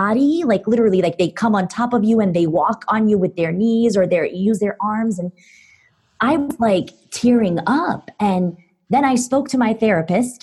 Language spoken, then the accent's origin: English; Istanbul, Turkey; moved away as an adult; now in United States; I grew up in Istanbul, Turkey up until the age of 17. And then I moved to the U.S. as an international student.